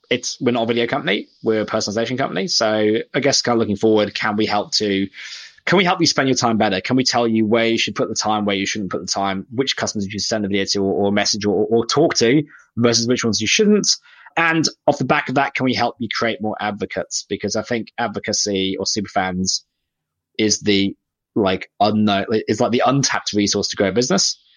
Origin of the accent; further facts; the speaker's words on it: United Kingdom; now in Australia; I'm British. I moved to Australia so I could um, disappear off the radar completely.